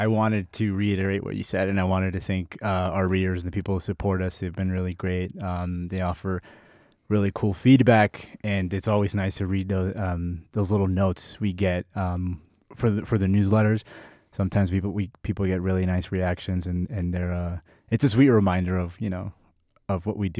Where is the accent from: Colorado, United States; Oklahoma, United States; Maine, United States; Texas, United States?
Colorado, United States; Aurora; also born or lived in Southern California / New Haven, Connecticut; now in Denver, United States; I grew up in Aurora.